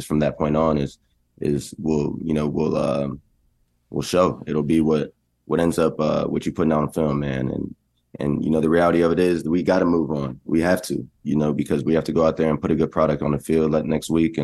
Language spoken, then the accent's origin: English; Texas, United States; I'm from Texas